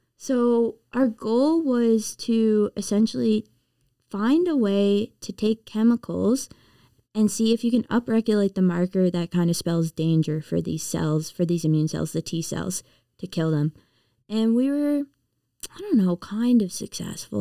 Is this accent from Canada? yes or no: yes; Prince Edward Island, Canada; moved away as an adult; also born or lived in Nova Scotia; I'm from Prince Edward Island